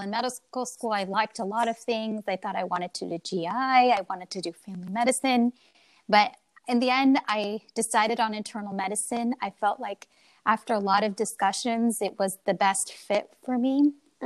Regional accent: Oregon, United States; moved away as an adult; also born or lived in Illinois / Texas; now in Philadelphia, United States; I grew up mainly in Oregon

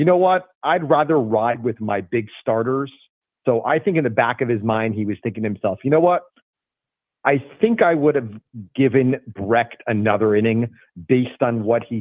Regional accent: Charlotte, North Carolina, United States; my hometown Charlotte team

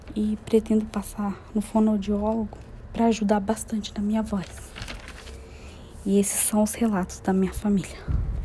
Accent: interior of Minas Gerais, Brazil; moved away as an adult; now in São Paulo, Brazil; Moro em São Paulo há 14 anos. Nasci no interior de Minas Gerais

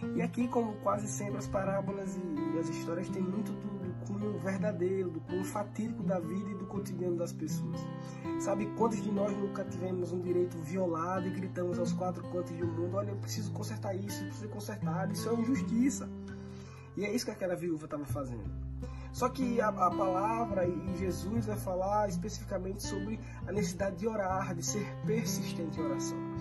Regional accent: Maceió, Alagoas, Brazil; sou aqui de Maceió

